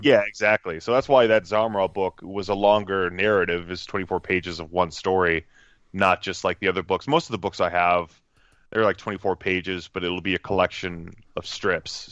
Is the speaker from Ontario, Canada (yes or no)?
yes; Cambridge, Ontario, Canada; I usually just say Toronto as a blanket statement because no one who knows anything about Canada is going to know where Cambridge, Ontario is